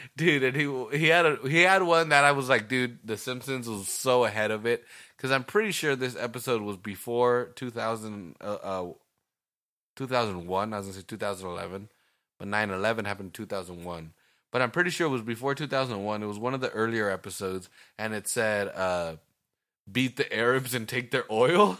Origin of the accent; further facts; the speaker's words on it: Salinas, California, United States; we just were raised around this beautiful fucking scenery